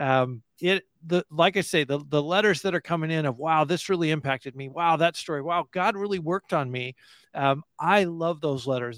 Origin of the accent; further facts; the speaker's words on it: United States; as an American Christian